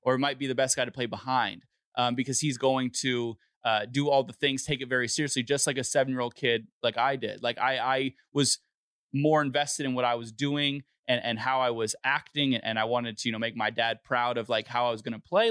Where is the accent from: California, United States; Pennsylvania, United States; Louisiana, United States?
California, United States; Los Angeles; I'm from Los Angeles